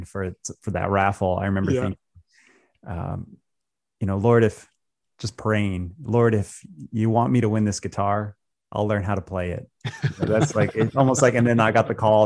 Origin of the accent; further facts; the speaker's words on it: Colorado, United States; moved away as an adult; also born or lived in Tucson, Arizona; now in Phoenix, United States; I grew up in Colorado